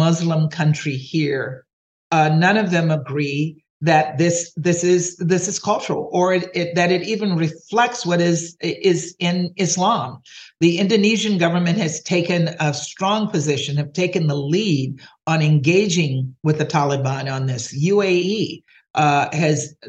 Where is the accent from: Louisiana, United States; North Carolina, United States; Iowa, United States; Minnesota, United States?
Louisiana, United States; I'm from Louisiana, and most people from Louisiana we're very proud of our cuisine